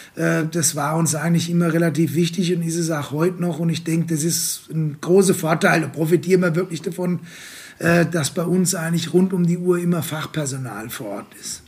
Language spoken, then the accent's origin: German; Worms, Rhineland-Palatinate, Germany; BWL zu studieren bei uns in Worms an der Fachhochschule